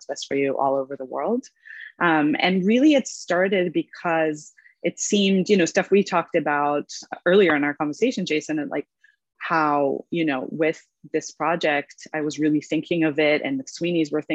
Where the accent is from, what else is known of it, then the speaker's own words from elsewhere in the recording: Israel; English is a second language; moved away as an adult; also born or lived in Los Angeles, United States; now in New York, United States; I was born in Los Angeles, but I grew up in Israel and English is my second language. And I only moved to New York in my 20s